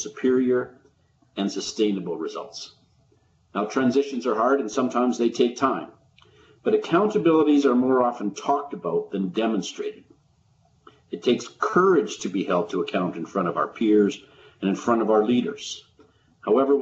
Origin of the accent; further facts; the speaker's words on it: Calgary, Alberta, Canada; I'm in the second warmest day of Calgary for the summer in my hometown.